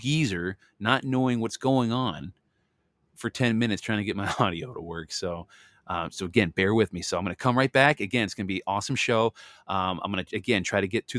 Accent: Missouri, United States; I was born in Missouri.

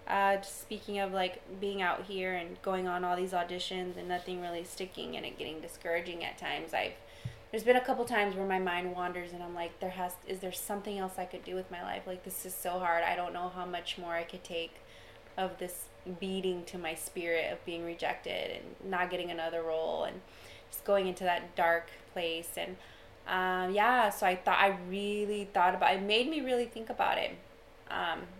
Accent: India; No, I don't cook I'm Indian like, wow, food, really?

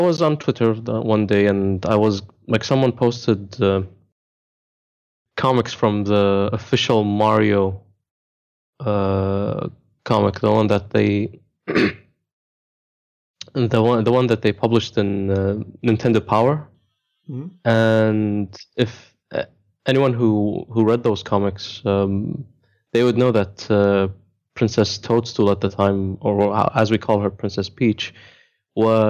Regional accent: Dubai, United Arab Emirates; I am from Dubai, born and raised

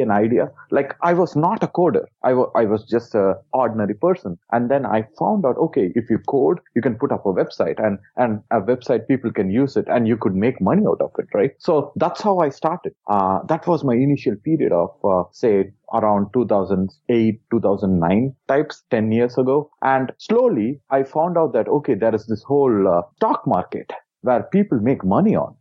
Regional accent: India; I was born in India

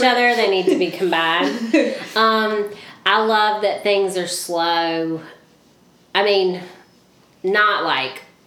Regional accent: Leesburg, Georgia, United States; also born or lived in Albany, Georgia; I was born in Albany, but raised in Leesburg.

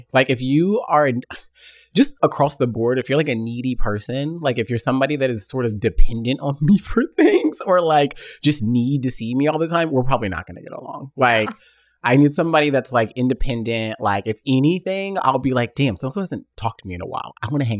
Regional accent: Tennessee, United States; I'm from the South. Like I said, I was born in Tennessee. I'm an only child.

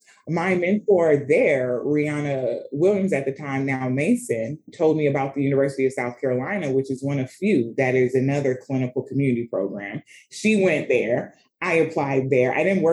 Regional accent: Sierra Leone; Right. So I said I'm from Sierra Leone.

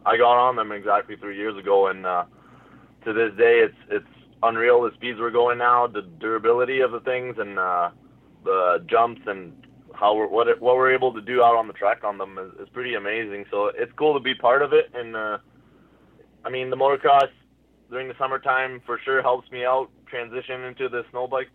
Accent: Hearst, Ontario, Canada; moved away as an adult; now in Huntsville, Canada; I'm from Hearst, Ontario, so northern Ontario.

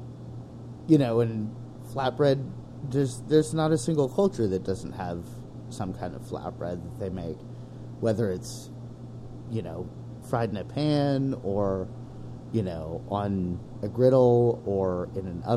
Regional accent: Bay Area, California, United States; moved away as an adult; also born or lived in New York; I grew up in the Bay Area

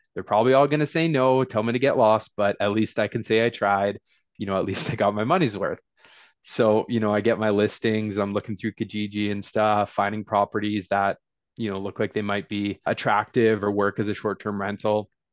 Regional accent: Fort Nelson, British Columbia, Canada; I was born in Fort Nelson, B C, so small town boy from way, way northern B C.

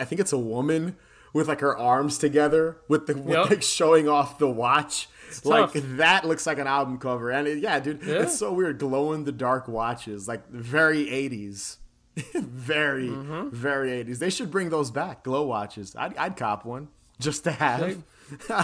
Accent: New York, United States; we're from New York

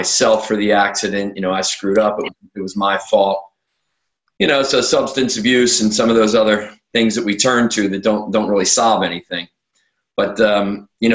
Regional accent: outside of Philadelphia, Pennsylvania, United States; I was born outside of Philadelphia, Pennsylvania, here in the U.S., and had a very normal upbringing

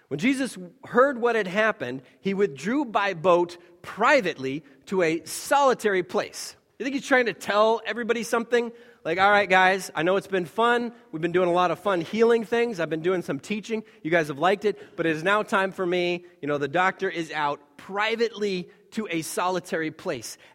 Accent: Taiwan; When we were growing up in Taiwan, we were in this town, relatively small town by, by their standards, where it was essentially devoid of any foreigners.

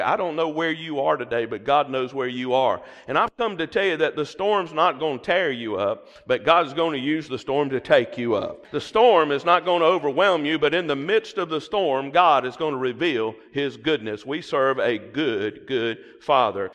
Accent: the South, United States; accent: Southern; my Southern accent

